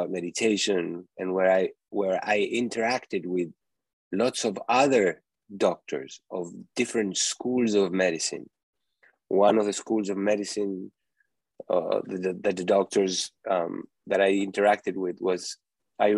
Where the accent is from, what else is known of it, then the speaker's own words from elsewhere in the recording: Uruguay; moved away as an adult; also born or lived in New York; eating foods like I used to eat when I was growing up in Uruguay.